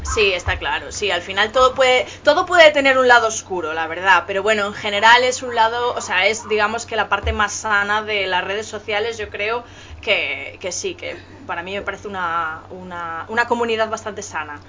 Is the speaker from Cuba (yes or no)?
no; Galicia, Spain; yo soy de Galicia